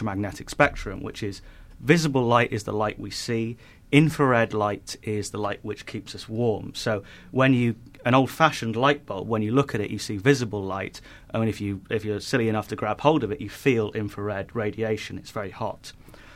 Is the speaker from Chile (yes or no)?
no; United Kingdom; I'm a northerner.